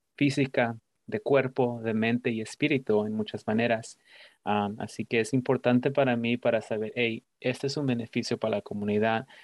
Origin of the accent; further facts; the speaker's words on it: Mexico; now in United States; soy un, inmigrante de México, así que para muchos de nosotros que venimos de México y ah, crecimos y nos criamos en un pueblo